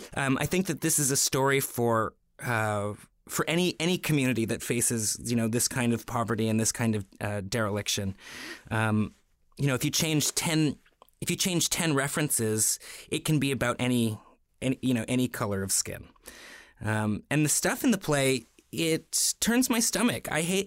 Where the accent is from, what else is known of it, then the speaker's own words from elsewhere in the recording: Toronto, Ontario, Canada; You know, I grew up in Toronto around artists, theater makers, painters, you know, people from all walks of life.